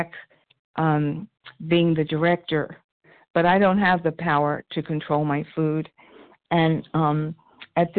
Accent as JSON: {"language": "English", "region": "New York", "country": "United States", "accent": "New York", "said": "my New York accent"}